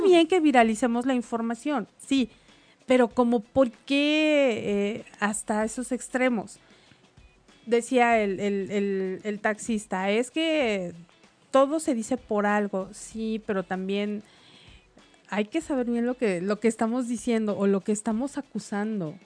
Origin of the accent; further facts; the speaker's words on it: Mexico; yo como mexicana